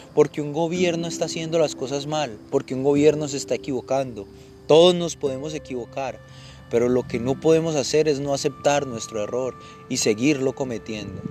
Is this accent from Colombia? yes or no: yes; Colombia; moved away as an adult; now in United States; vivir en Estados Unidos, lejos de mi tierra